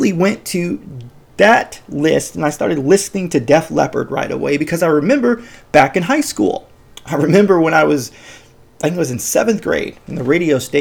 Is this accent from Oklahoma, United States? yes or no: no; Chicago, Illinois, United States; I'm from Chicago